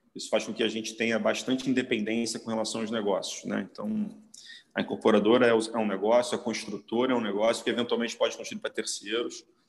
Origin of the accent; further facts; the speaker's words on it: Rio de Janeiro, Brazil; Eu, como carioca, nascido e criado na, na, na, em Copacabana